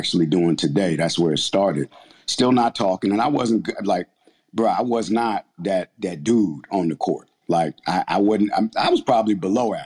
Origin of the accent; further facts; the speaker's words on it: Linden, New Jersey, United States; growing up in Jersey, in Linden